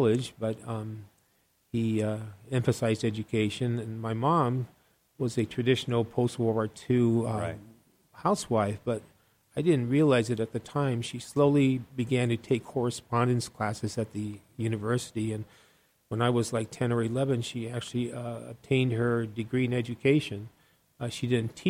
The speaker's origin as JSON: {"language": "English", "town": "Tucson", "region": "Arizona", "country": "United States", "tie": "born or raised there", "said": "Born and raised in Tucson"}